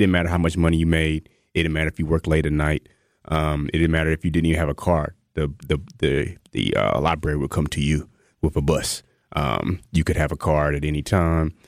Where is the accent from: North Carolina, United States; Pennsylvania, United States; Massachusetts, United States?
North Carolina, United States; rural; moved away as an adult; also born or lived in Georgia / Texas; now in Wisconsin, United States; I'm originally from North Carolina, rural North Carolina, like chicken houses